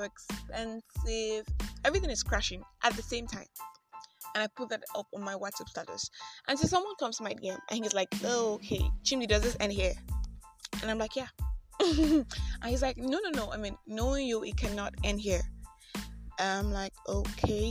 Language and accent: English; Nigeria; I am that Nigerian Christian